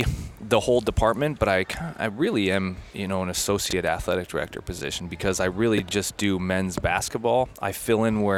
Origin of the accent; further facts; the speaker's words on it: Iowa, United States; moved away as an adult; also born or lived in California; growing up in Iowa, I went to University of Northern Iowa, and then after college, I went to out in California.